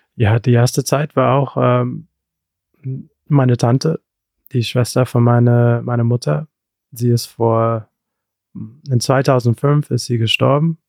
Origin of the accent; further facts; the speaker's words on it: Rüsselsheim, Hesse, Germany; ich bin in Deutschland geboren, in Hessen, Rüsselsheim